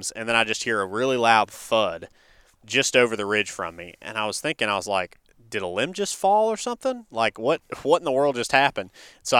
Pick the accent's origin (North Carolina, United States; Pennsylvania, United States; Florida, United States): North Carolina, United States; now in Alabama, United States; I'm originally from North Carolina, and we have a farm there